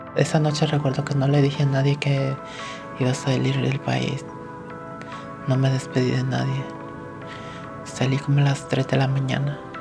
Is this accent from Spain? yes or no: no; El Salvador; moved away as an adult; now in United States; estando en mi país